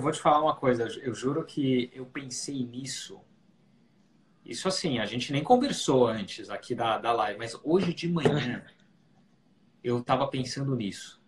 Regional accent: Brazil; moved away as an adult; now in New York, United States; a gente falando como brasileiros

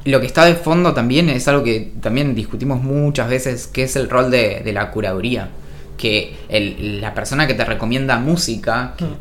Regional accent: San Carlos de Bariloche, Río Negro, Argentina; Yo crecí en Bariloche

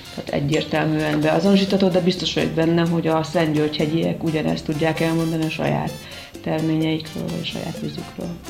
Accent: Somló, Veszprém County, Hungary; én somlói vagyok, tehát én somlóról származom, és ott van egy boltom, és eh, ott is nőttem fel

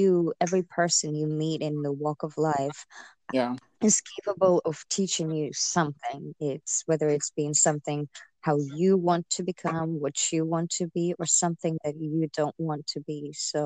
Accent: Kazakhstan; now in Fayetteville, United States; I am Kazakhstani American. I have not always been an American citizen

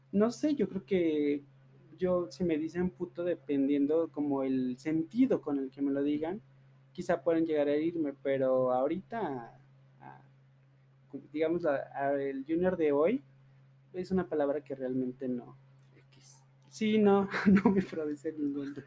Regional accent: Teocaltiche, Jalisco, Mexico; moved away as an adult; now in Aguascalientes, Mexico; los dos somos de, de, de Teocaltiche, de allá de Jalisco

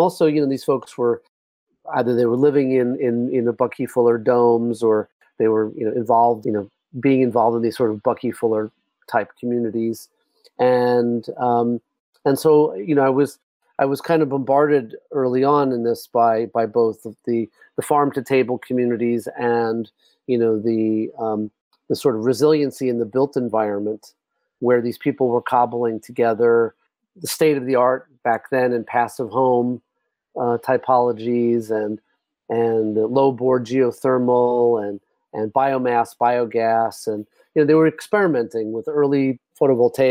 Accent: New York, United States; moved away as an adult; I grew up actually in New York and did my undergrad at New York University

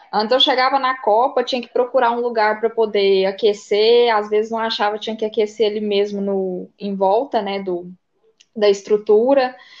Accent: Catalão, Goiás, Brazil; Eu sou de Catalão, Goiás, Goiânia, aqui perto da divisa de Minas.

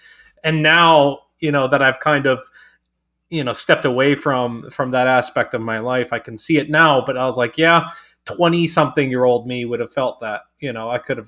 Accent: the Bible Belt, United States; And you know, growing up in the Bible Belt, and like, you can't hold hands if you're dating somebody

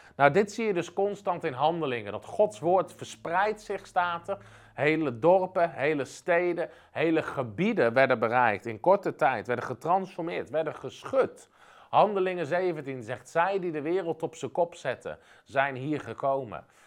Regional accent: Netherlands; als Nederlanders

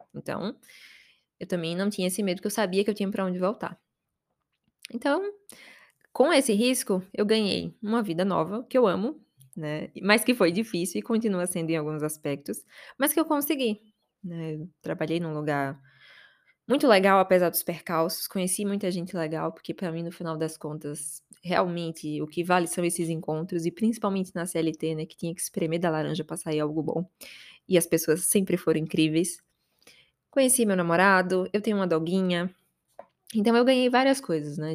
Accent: Aracaju, Sergipe, Brazil; moved away as an adult; now in São Paulo, Brazil; Eu tô aqui em São Paulo e não odiava morar em Aracaju

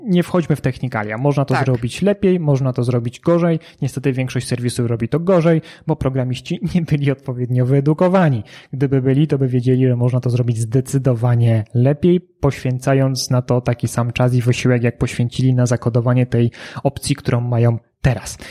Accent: Kraków, Lesser Poland, Poland; ja jestem z Krakowa

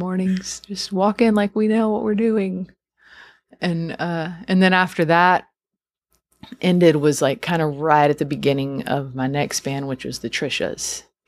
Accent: outside of Houston, Texas, United States; also born or lived in near San Antonio, Texas; I'm from Texas. I grew up outside of Houston, and now I live outside of San Antonio

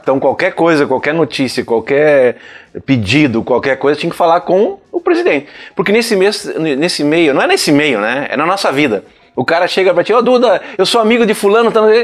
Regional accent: Rio Grande do Sul, Brazil; eu sou gaúcho

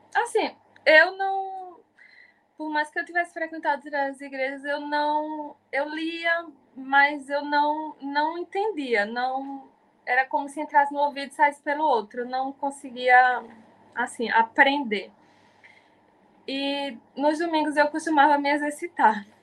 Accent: Jaboatão dos Guararapes, Pernambuco, Brazil; sou de Jaboatão dos Guararapes, Piedade

